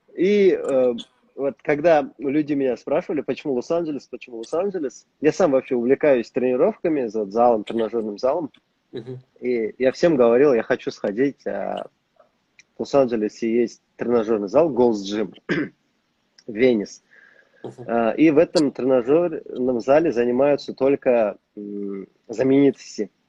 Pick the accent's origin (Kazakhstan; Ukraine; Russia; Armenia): Kazakhstan; moved away as an adult; now in United States; у нас в стране